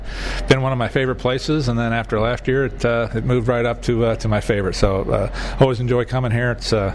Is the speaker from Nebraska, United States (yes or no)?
yes; Laurel, Nebraska, United States; now in Des Moines, United States; I grew up in Nebraska, Laurel, Nebraska, not too far away. So when I first got here, just reminded me a lot of home.